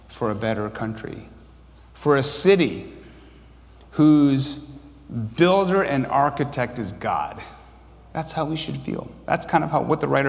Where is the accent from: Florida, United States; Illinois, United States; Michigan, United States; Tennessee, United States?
Michigan, United States; Grand Blanc; moved away; also born or lived in Chicago; I didn't know if I was from Korea or from Grand Blanc, Michigan.